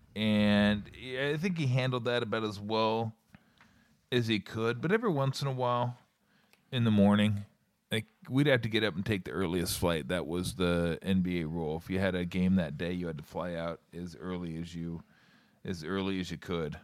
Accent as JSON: {"language": "English", "region": "Southern California", "country": "United States", "tie": "born or raised there", "moved": "yes", "lives_now": "Alameda, United States", "said": "growing up in Southern California"}